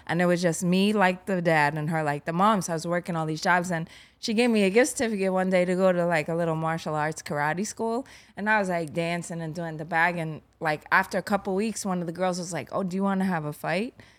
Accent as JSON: {"language": "English", "town": "New York City", "region": "New York", "country": "United States", "tie": "born or raised there", "said": "I grew up in Garrettson Beach"}